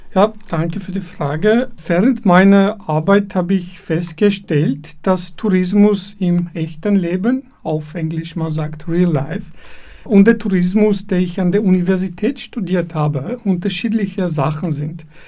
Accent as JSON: {"language": "German", "town": "Dilijan", "region": "Tavush", "country": "Armenia", "tie": "born or raised there", "also_born_or_lived": "Yerevan, Armenia", "second_language": "German", "moved": "as an adult", "lives_now": "Vienna, Austria", "said": "ich bin in Armenien geboren und aufgewachsen in einer kleinen Stadt namens Dilijan im Gebiet des Dilijan Nationalparks"}